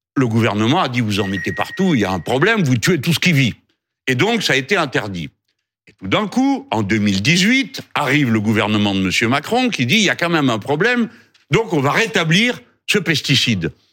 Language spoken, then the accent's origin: French; France; nous sommes français